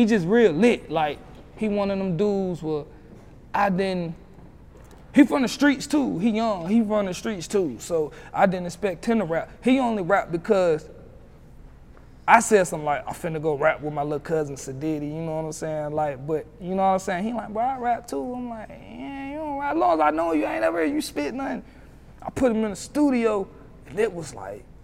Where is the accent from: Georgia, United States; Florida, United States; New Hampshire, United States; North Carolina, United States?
North Carolina, United States; Roxboro; my city's so small, like, I'm from Roxborough. Mm-hmm. Roxborough, North Carolina